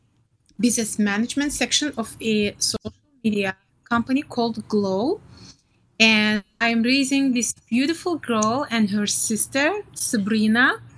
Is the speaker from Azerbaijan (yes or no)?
yes; Azerbaijan; accent: Middle Eastern; English is a second language; moved away as an adult; now in United States; I'm from Azerbaijan. You can tell by my accent that I have accent, Middle Eastern accent. I came to the United States 20 years ago.